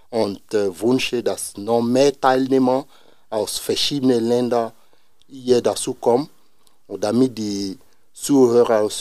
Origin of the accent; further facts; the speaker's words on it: Côte d’Ivoire; German is a second language; now in Osnabrück, Germany; also ich komme aus Elfenbeinküste